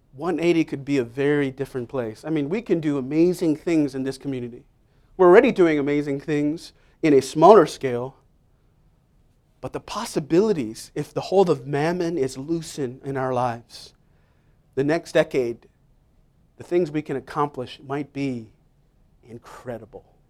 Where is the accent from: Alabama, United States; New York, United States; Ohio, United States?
New York, United States; New York City; moved away as an adult; now in Staten Island, United States; I grew up in Manhattan, Upper West Side